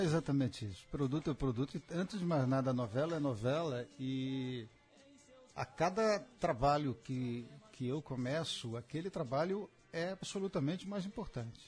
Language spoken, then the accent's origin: Portuguese; São Paulo, Brazil; quando eu era criança pequena lá na Penha